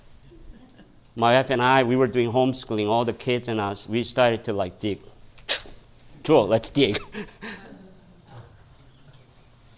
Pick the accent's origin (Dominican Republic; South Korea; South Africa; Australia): South Korea; moved away as an adult; now in United States; When I came from Korea